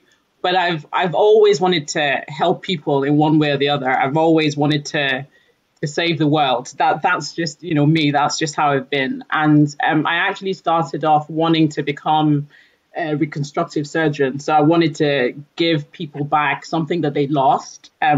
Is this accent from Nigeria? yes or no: yes; Nigeria; also born or lived in United Kingdom; So I'm originally from Nigeria. I've lived approximately half of my life in the UK, half of my life in Nigeria